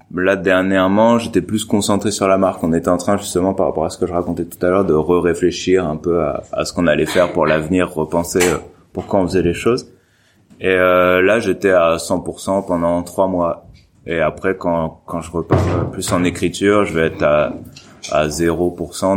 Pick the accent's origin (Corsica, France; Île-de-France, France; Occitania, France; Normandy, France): Normandy, France; je suis de Normandie